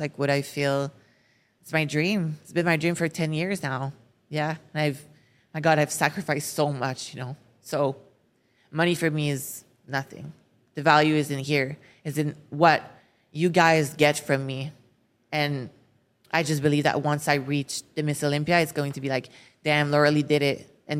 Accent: France; accent: French; English is a second language; when I started for social media, I couldn't speak English. Like my French accent was so bad. It's still a little bit bad.

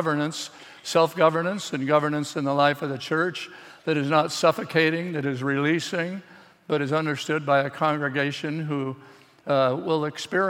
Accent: Los Angeles, California, United States; also born or lived in Indiana; I was born in L.A.

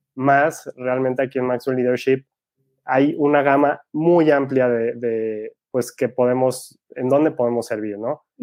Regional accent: Guadalajara, Jalisco, Mexico; Soy de Guadalajara, México

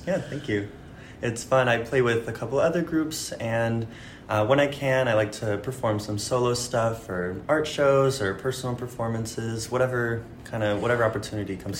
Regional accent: Naples, Florida, United States; now in New York City, United States; I grew up in Naples

